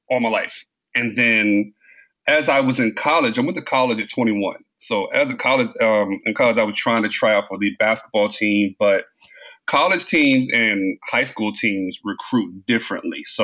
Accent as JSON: {"language": "English", "town": "Brooklyn", "region": "New York", "country": "United States", "tie": "born there", "also_born_or_lived": "Maryland / Washington, D.C.", "said": "Um, I was born in I was born in Brooklyn, Brooklyn, New York."}